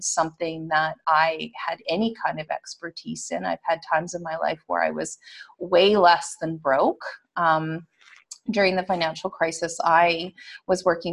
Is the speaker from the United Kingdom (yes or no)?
no; Western Canada, Canada; I am Canadian. I'm from Western Canada.